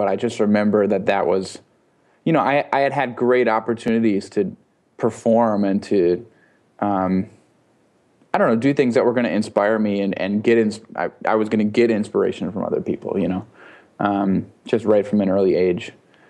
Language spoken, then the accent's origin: English; Minneapolis, Minnesota, United States; now in New York, United States; I'm from Minneapolis